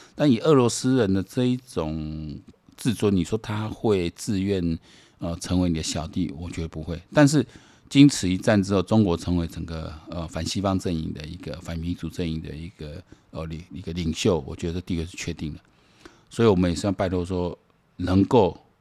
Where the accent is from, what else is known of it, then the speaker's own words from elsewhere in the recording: Taiwan; 我们台湾人呢，我这一辈人呢，何其有幸